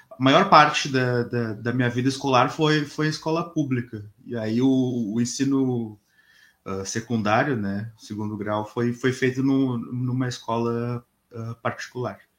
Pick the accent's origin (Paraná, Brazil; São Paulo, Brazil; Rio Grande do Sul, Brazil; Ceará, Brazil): Rio Grande do Sul, Brazil; Porto Alegre; born there; E eu nasci em Porto Alegre, mas ah, a minha família é de uma cidade aqui perto, que é uma cidade chamada Tapes, que é uma cidade do interior uh, no Rio Grande do Sul